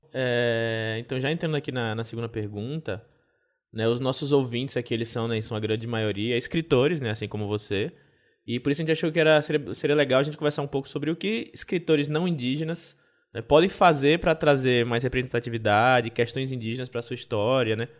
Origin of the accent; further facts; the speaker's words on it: Northeast Region, Brazil; como nordestino